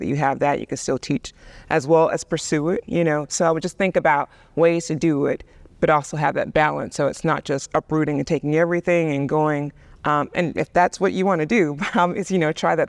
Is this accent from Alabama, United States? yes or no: yes; Birmingham, Alabama, United States; I grew up in the South, and Birmingham was very different than New York